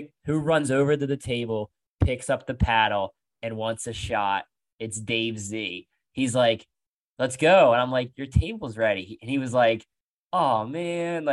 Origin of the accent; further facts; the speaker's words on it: Pennsylvania, United States; these banked little car tracks, kind of what I grew up on in Pennsylvania